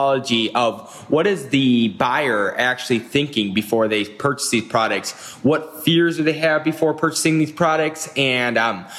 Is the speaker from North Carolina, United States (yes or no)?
no; Minneapolis, Minnesota, United States; I'm from Minneapolis, Minnesota, and I run Goat Consulting